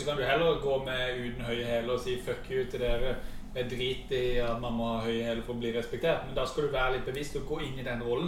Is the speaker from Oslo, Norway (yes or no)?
no; Mandal, Agder, Norway; jeg har vokst opp i, i Mandal